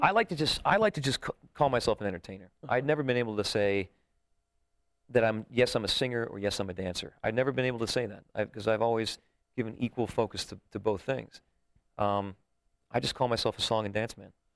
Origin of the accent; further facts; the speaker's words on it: Sussex County, New Jersey, United States; moved away as an adult; also born or lived in New York; now in Las Vegas, United States; I was born in New York and I grew up in Jersey